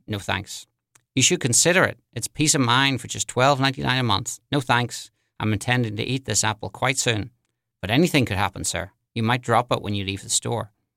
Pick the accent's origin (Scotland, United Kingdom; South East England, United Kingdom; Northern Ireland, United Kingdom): Northern Ireland, United Kingdom; Belfast; moved away as an adult; also born or lived in London; now in New Orleans, United States; I'm originally from Belfast in Northern Ireland. I grew up there in the seventies and the eighties